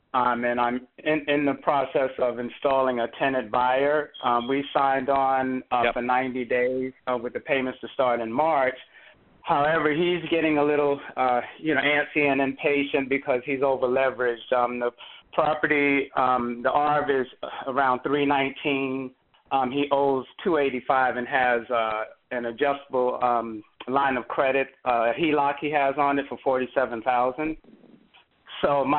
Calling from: North Carolina, United States; Okay, I'm in North Carolina.

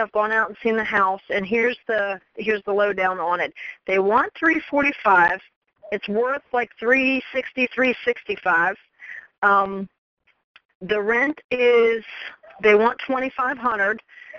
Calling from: Maryland, United States; I'm from Maryland.

